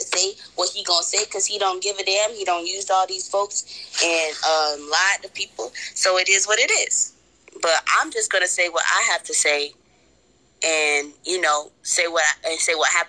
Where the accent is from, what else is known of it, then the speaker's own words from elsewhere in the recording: Stockbridge, Georgia, United States; I'm from Georgia